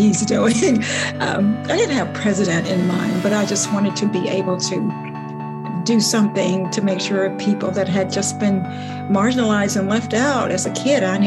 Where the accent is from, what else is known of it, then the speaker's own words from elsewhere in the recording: the South, United States; growing up in the South